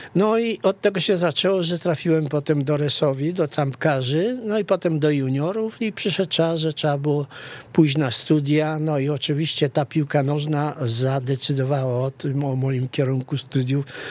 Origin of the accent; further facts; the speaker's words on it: Rzeszów, Subcarpathian Voivodeship, Poland; also born or lived in Kresy (Eastern Borderlands); wychowałem się w Rzeszowie